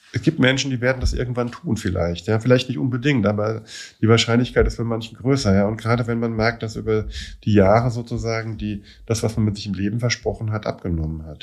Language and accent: German; Germany; also born or lived in Scotland; Ich als, als Deutscher hier, zweiter Dienst in Schottland